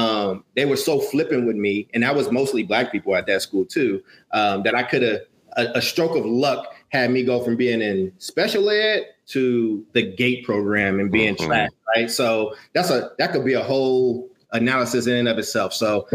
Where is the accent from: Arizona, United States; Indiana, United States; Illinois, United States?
Illinois, United States; Chicago; born there; Well, for folks that know me, I was born in Chicago